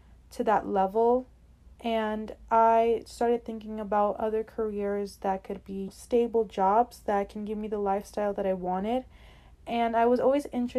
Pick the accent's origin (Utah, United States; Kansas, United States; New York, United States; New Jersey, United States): New York, United States; New York City; also born or lived in Brooklyn; I was born in Brooklyn, then moved to Queens for most of my childhood, 11 to 12 years, and have been living here in New York since then